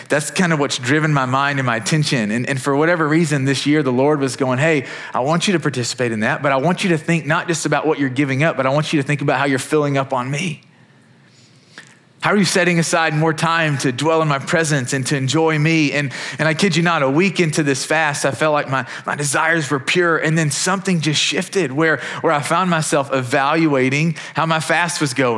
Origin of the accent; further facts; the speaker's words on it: Kentucky, United States; I'm from Kentucky, big Wildcats fan.